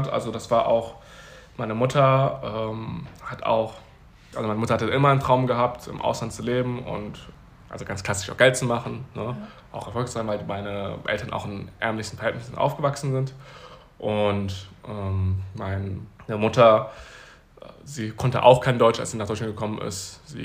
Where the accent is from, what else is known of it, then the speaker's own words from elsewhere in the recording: Taiwan; born there; dass ich 1997, wie gesagt, in Taiwan geboren wurde